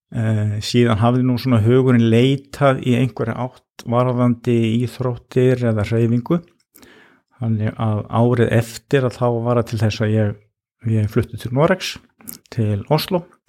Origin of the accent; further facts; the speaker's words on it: Ólafsfjörður, Northeastern Region, Iceland; ég elst upp á Ólarsfyrði það sem er náttúrulega mikill skíða bær